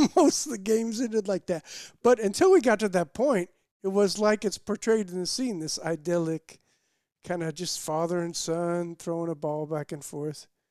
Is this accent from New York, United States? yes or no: no; Bloomington, Indiana, United States; I grew up in Bloomington, Indiana, started going to games with my dad